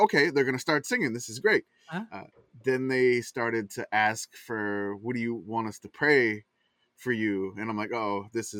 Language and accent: English; Louisiana, United States; growing up in Louisiana.